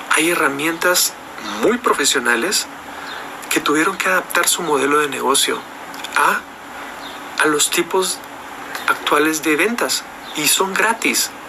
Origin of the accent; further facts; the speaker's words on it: Guatemala; Yo estoy acá en Guatemala. En mi país